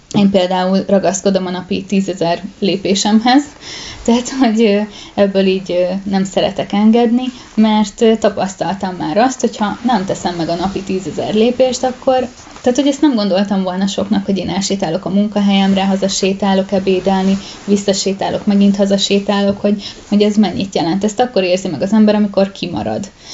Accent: Pest, Hungary; én egy kisvárosban nőttem fel, ahol volt egy gimnázium

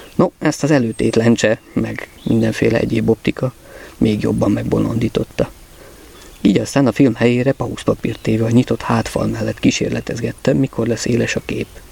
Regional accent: Budapest, Hungary; itt lent a földön Budapesten kiderült, csípőficamban születtem

